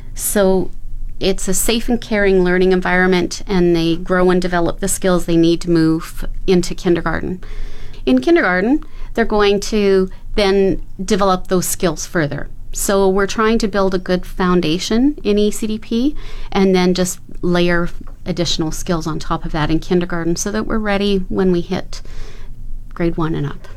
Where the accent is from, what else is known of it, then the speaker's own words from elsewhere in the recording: Edmonton, Alberta, Canada; moved away as an adult; now in Fort McMurray, Canada; I was born and raised in Edmonton